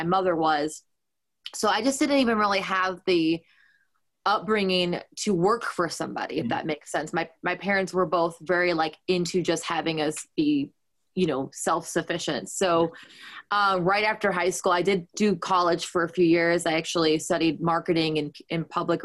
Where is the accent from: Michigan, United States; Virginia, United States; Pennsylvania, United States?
Michigan, United States; Canton; moved away as an adult; also born or lived in Detroit; now in Nashville, United States; I grew up in a town called Canton, and that was like a suburb, you know, kind of Detroit, kind of halfway between Ann Arbor and Detroit, the city.